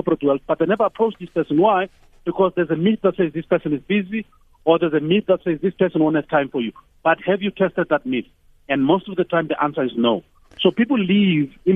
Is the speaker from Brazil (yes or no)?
no; Tembisa, Gauteng, South Africa; I'm from Tembisa and now I live somewhere else.